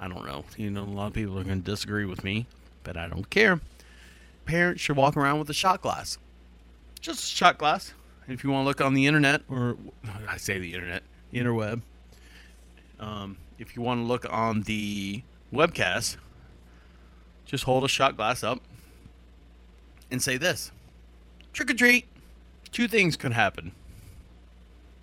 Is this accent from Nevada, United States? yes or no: no; Orlando, Florida, United States; I'm born and raised in Orlando